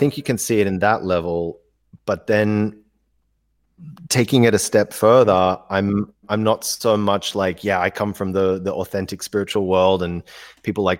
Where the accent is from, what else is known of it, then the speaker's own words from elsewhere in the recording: India; moved away; I grew up in India.